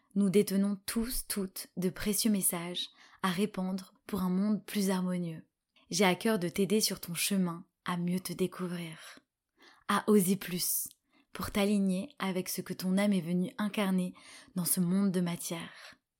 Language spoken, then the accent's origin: French; Paris, Île-de-France, France; je suis franco-égyptienne, je suis née à Paris